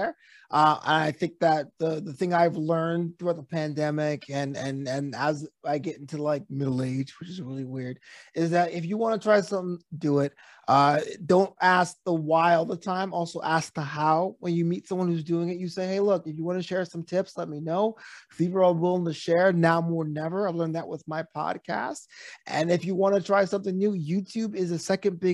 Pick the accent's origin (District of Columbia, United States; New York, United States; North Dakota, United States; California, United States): New York, United States; New York City; moved away; I'm from Brooklyn, New York